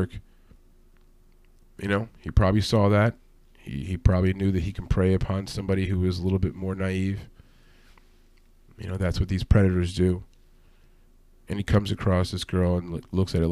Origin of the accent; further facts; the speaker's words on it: New York City, New York, United States; I come from New York City. I was raised by parents who were very street savvy